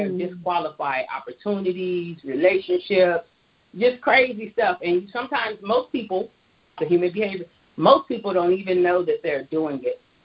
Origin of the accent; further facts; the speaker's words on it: Tulsa, Oklahoma, United States; moved away as an adult; also born or lived in Atlanta; I hail from Tulsa, Oklahoma